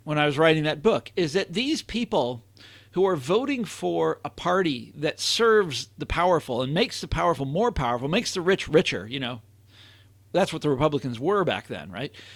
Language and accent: English; Kansas City, United States; moved away; I'm from Kansas City, two million is the population is two million people